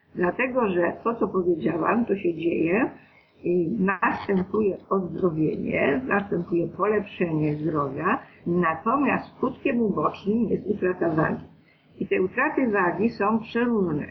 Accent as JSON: {"language": "Polish", "region": "Greater Poland", "country": "Poland", "said": "ja jestem z Wielkopolski"}